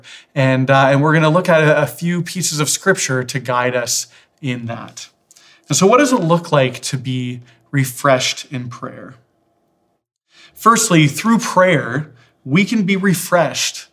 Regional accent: Victoria, British Columbia, Canada; Growing up in Victoria, there was a lake called Thetis Lake that my family always went

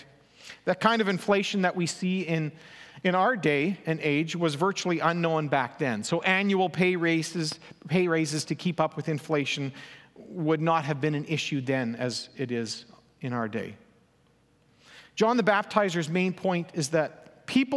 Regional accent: Elm Creek, Manitoba, Canada; moved away; my hometown, Elm Creek.

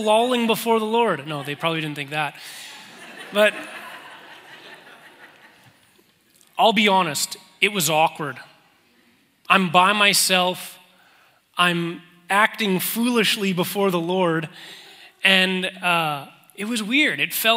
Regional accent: Manitoba, Canada; now in Calgary, Canada; we're both from Manitoba

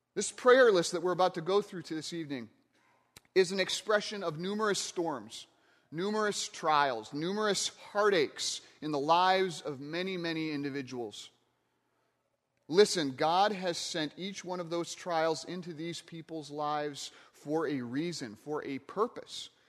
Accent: Michigan, United States; I grew up in Michigan, not too far from Lake Michigan

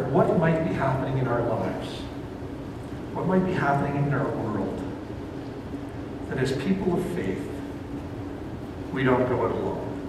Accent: Ontario, Canada; moved away as an adult; But I came out here from Ontario as a student to attend what was called the Baptist Leadership Training School

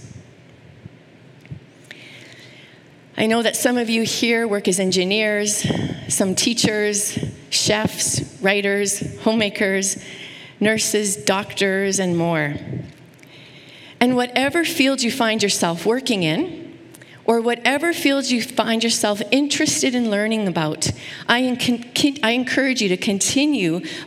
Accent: Saskatoon, Saskatchewan, Canada; I grew up in Saskatoon, which is a beautiful place

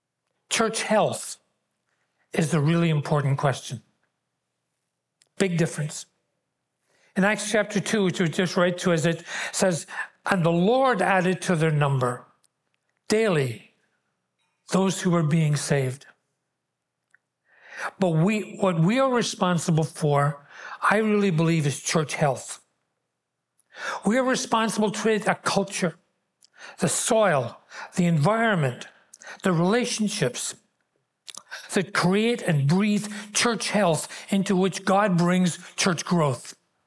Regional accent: Glasgow, Scotland, United Kingdom; born there; accent: Glaswegian; I was born in Glasgow in Scotland. I'm a Glaswegian. That's the word used for that. There are fragments of that accent still left.

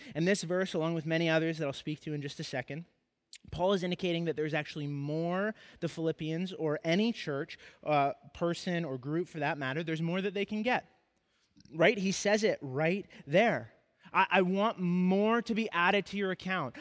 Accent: Kamloops, British Columbia, Canada; moved away as an adult; before I moved away from my hometown of Kamloops

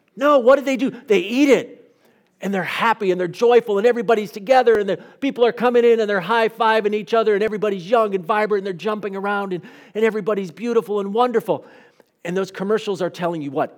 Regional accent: United States; an American pastor

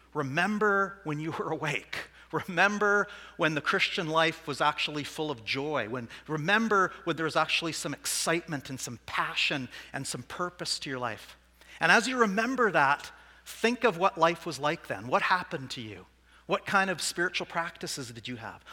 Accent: Saskatoon, Saskatchewan, Canada; I'm not from Swift Current, I'm from Saskatoon.

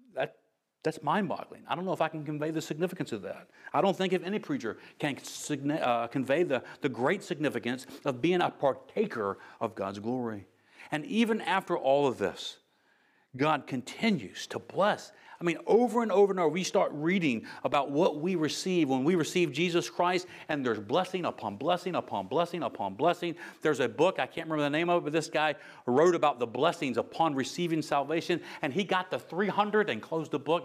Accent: United States; I'm from America

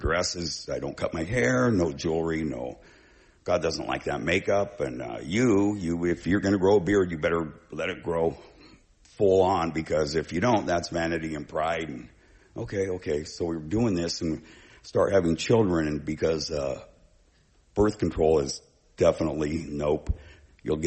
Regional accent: Bay Area, California, United States; moved away as an adult; also born or lived in Vancouver, Washington / Battle Ground, Washington; now in Oregon, United States; I was from the Bay Area originally

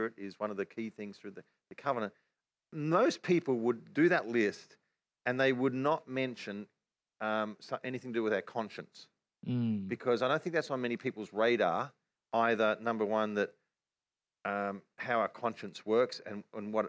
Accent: Australia; accent: Australian; our Australian accent

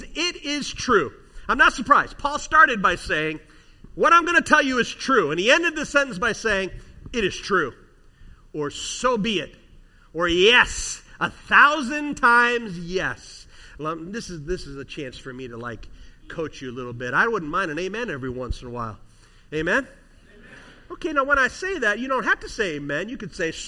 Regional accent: near Chicago, Illinois, United States; I grew up near Chicago

